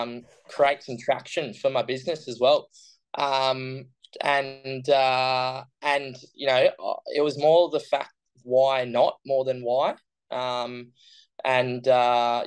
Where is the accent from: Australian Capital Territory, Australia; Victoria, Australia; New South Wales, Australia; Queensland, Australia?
Queensland, Australia; Brisbane; I'm from Australia, from Brisbane, which is sunny Queensland. And born and raised Brisbane.